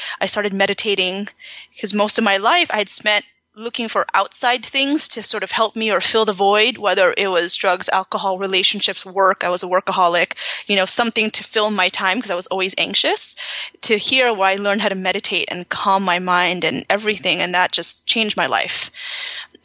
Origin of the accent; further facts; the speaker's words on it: California, United States; moved away as an adult; also born or lived in Los Angeles; now in Miami, United States; I grew up in California